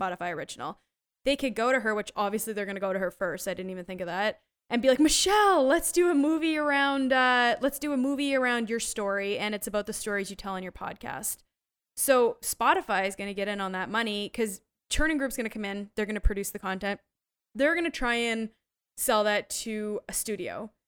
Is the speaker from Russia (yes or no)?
no; Canada; moved away; I grew up in Canada where forty percent of the T V has to be Canadian produced.